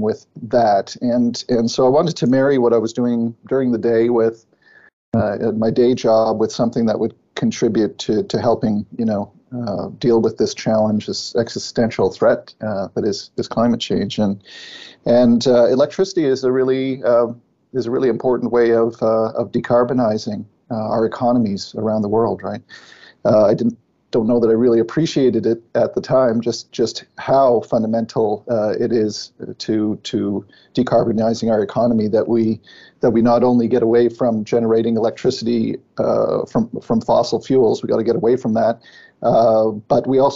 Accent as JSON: {"language": "English", "town": "Ottawa", "region": "Ontario", "country": "Canada", "tie": "born or raised there", "said": "I'm from Ottawa, born and raised in Ottawa"}